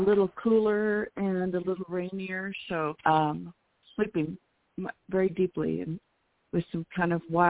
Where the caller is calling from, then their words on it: New Mexico, United States; in New Mexico.